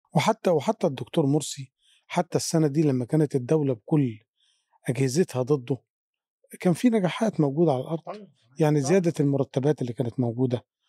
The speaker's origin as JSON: {"language": "Arabic", "country": "Egypt", "said": "احنا كمصريين او كشعوب عربيه"}